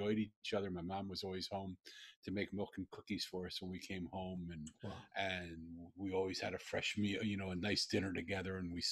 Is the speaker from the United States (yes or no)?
yes; Philadelphia, Pennsylvania, United States; moved away; also born or lived in Jerusalem; I grew up in Philly. I don't think I've ever grown up. I was born in Philly.